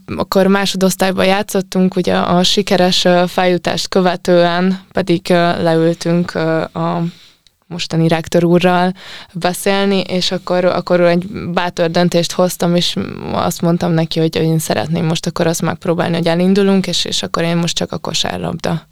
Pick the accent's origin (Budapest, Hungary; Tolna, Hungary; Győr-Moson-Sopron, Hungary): Győr-Moson-Sopron, Hungary; Sopron; a Biancával mi együtt nőttünk fel Sopronban